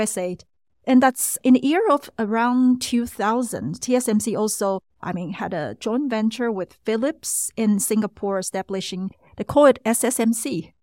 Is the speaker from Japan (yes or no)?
no; Taiwan; we came from Taiwan